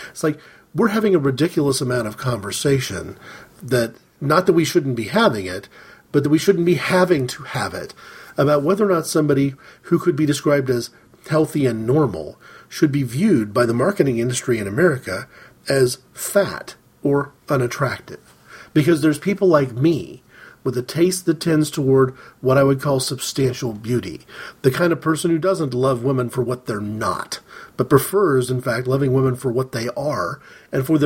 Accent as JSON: {"language": "English", "country": "United States", "said": "As an American, as an American fan of soccer"}